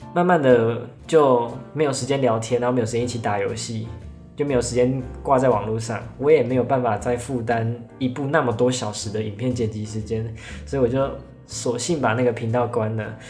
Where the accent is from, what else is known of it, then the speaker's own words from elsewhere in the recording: Pingtung County, Taiwan; 我来自屏东，但我家不住在垦丁旁边